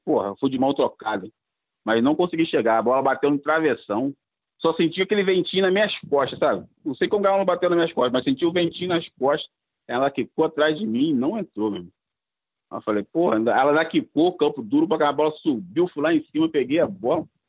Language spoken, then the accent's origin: Portuguese; Cabo Frio, Rio de Janeiro, Brazil; meu pai é cabista, minha mãe é de armação de búzios e eu nasci em Cabo Frio